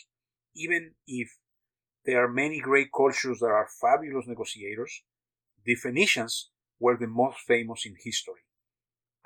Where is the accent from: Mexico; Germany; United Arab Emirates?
Mexico; also born or lived in United States / France; now in Texas, United States; I was born in Mexico and grew up half of my life in Mexico and the rest in the U.S.